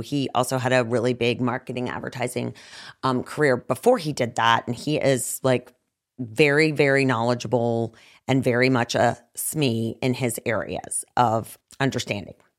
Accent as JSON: {"language": "English", "town": "Roanoke", "region": "Virginia", "country": "United States", "tie": "born or raised there", "said": "I was born in the Star City"}